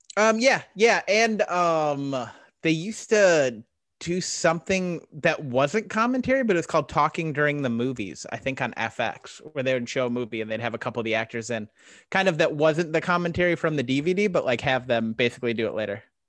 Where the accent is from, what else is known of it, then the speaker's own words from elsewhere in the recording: Arizona, United States; I'm from Arizona. I lived in Arizona a lot of my life